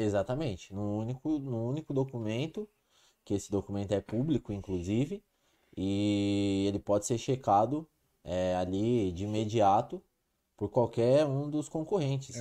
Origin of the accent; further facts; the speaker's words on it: Ribeirão Preto, São Paulo, Brazil; sou natural de Ribeirão Preto